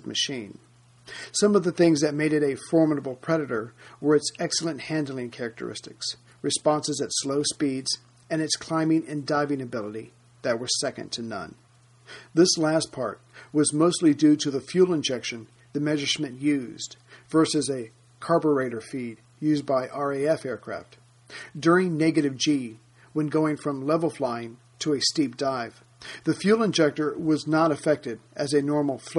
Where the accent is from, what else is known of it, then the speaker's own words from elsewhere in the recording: United States; I'm an American.